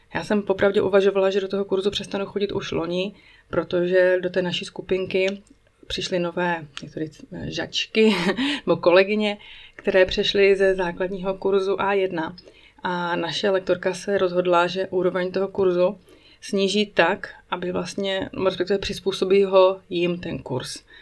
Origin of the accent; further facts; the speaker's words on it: Czechia; moved away as an adult; now in Switzerland; náš život, český život tady ve Švýcarsku